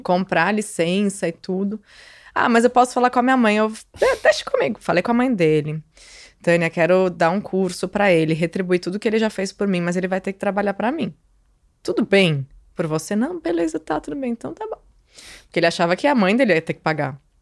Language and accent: Portuguese; Santos, São Paulo, Brazil; also born or lived in Rio de Janeiro; eu voltei para minha cidade, para Santos, saí do Rio